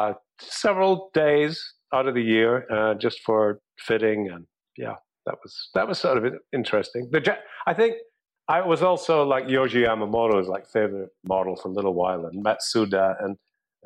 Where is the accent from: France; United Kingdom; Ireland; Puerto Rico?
United Kingdom; Scotland; moved away; also born or lived in England